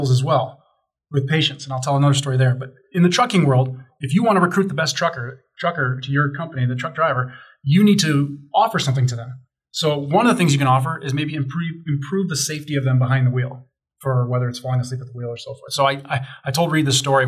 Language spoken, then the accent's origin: English; Chicago, Illinois, United States; now in Denver, United States; I grew up in Chicago